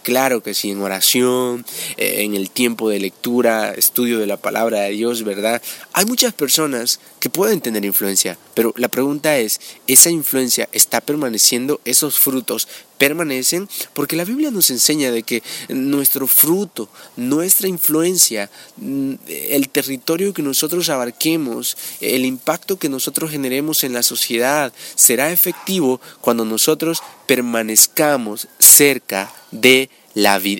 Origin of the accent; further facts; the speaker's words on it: El Salvador; en mi país, El Salvador